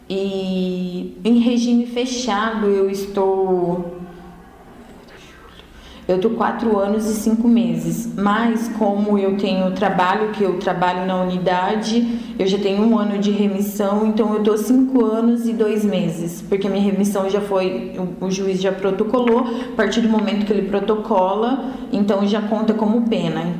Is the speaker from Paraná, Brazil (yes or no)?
yes; Cascavel, Paraná, Brazil; Cascavel, Paraná.